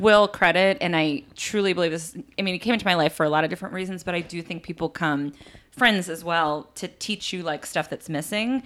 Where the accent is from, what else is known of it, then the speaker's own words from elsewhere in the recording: East Coast, United States; also born or lived in Los Angeles / New York; I am from the East Coast